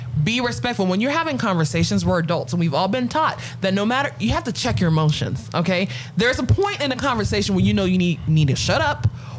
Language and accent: English; Ghana; I'm from Ghana